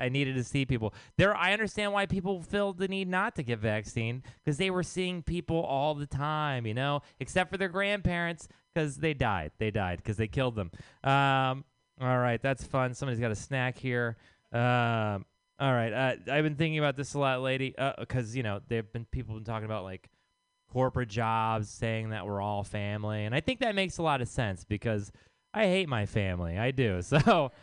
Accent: Texas, United States; now in San Francisco, United States; I am from Texas.

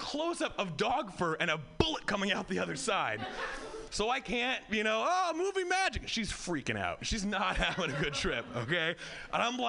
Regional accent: Hawaii, United States; I grew up white in Hawaii.

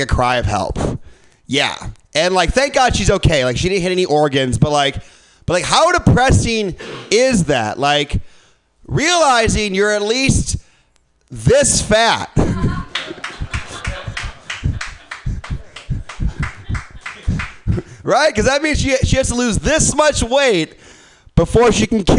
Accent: Midwest, United States; moved away; I'm from the Midwest.

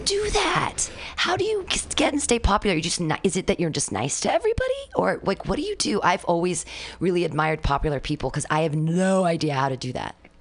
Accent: Danville, California, United States; I grew up in Danville

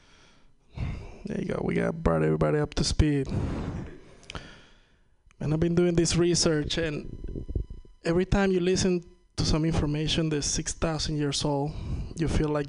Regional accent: Venezuela; first language Spanish; English is a second language; now in United States; I'm from Venezuela

